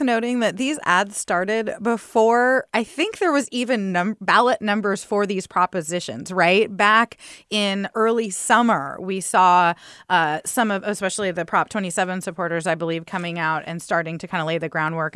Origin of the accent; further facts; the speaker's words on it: San Diego, California, United States; I grew up near Miramar Air Force Base